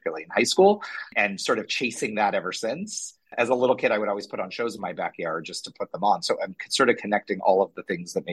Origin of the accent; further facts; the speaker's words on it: Los Angeles, California, United States; moved away as an adult; also born or lived in New York; came back to LA, my hometown